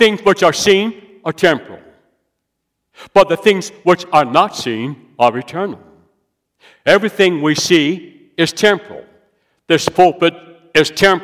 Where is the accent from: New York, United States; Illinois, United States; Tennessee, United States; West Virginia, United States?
West Virginia, United States; now in South Carolina, United States; I'm from West Virginia. I love West Virginia. I now live in South Carolina.